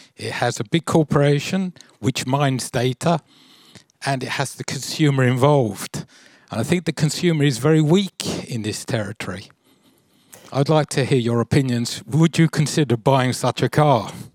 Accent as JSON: {"language": "English", "country": "United Kingdom", "tie": "born or raised there", "moved": "yes", "lives_now": "Sweden", "said": "I was born in Britain and now I'm a Swedish citizen."}